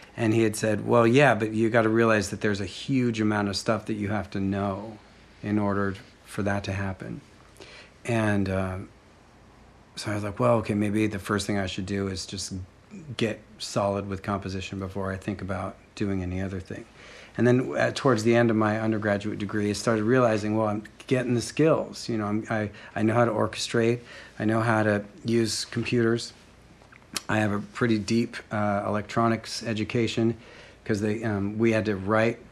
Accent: Bellingham, Washington, United States; also born or lived in Seattle, Washington; I grew up in Bellingham, Washington.

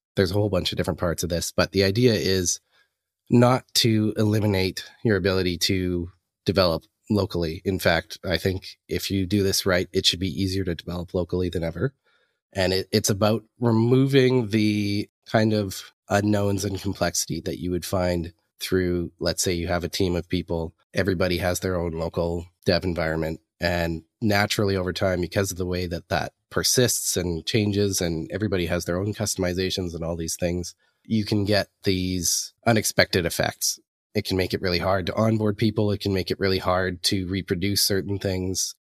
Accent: the Canadian Prairies, Canada; moved away as an adult; now in Vancouver, Canada; I'm a Canadian. I'm originally up from, uh, the middle of Canada in the prairies, and, uh, moved out to Vancouver in the last six

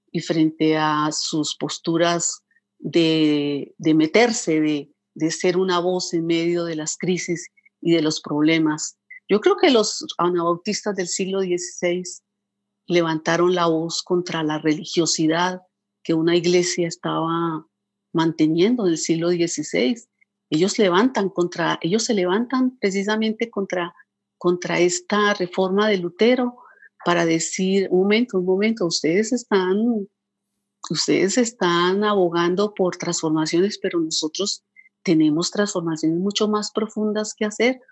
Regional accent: Colombia; soy colombiana

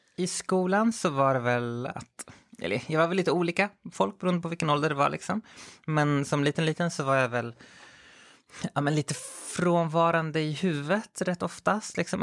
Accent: Skogås, Stockholm County, Sweden; also born or lived in Växjö / Chile; Jag växte upp i, i södra Stockholm, i Skogås framförallt. Eller jag är född i Växjö, men sen flyttade vi upp till, till Stockholm, hela familjen

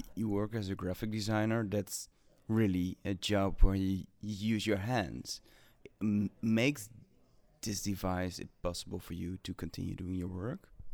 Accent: Netherlands; English is a second language; I'm from Netherlands

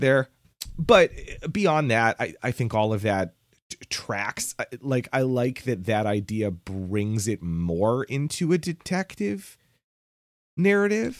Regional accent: United States; my specific experience as an American

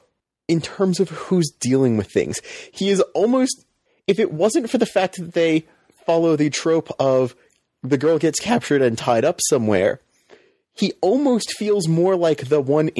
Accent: United States; as an American viewer

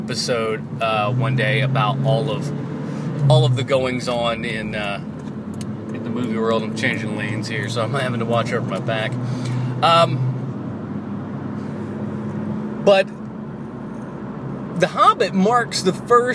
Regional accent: the South, United States; that's the Southern boy in me. I was brought up in the South.

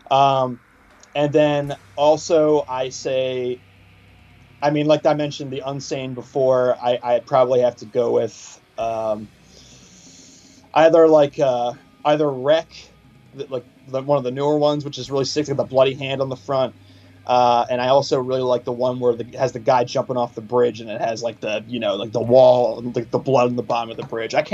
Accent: Washington, United States; uh, in Washington State when I was growing up.

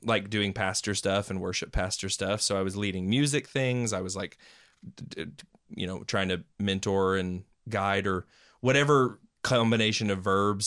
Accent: Knoxville, Tennessee, United States; also born or lived in Maryville; I was uh, born and raised in Knoxville

